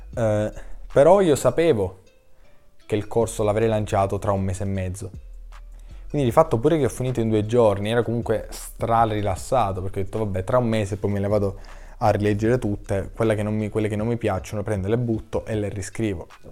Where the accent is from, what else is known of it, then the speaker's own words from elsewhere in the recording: Sicily, Italy; accent: Sicilian; anch'io parlo con l'accento, date le mie origini ecco siciliane